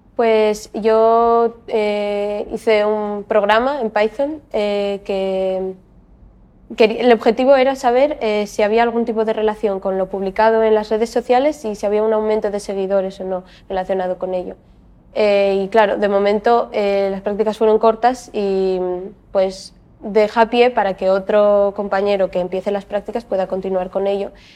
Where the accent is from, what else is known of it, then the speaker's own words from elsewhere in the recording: Gijón, Asturias, Spain; estudié en el Colegio Baristo Valle, después acabé el instituto en el Instituto Monteville de Gijón